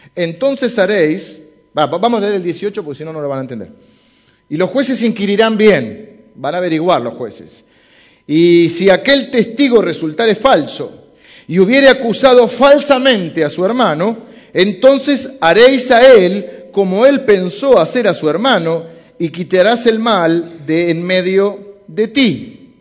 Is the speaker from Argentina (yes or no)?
yes; Argentina; soy argentino y hablo así